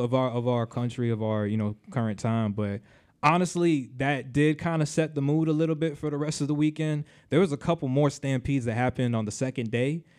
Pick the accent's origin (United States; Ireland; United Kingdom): United States; Miami, Florida; also born or lived in Caribbean; now in Orlando, United States; that's my hometown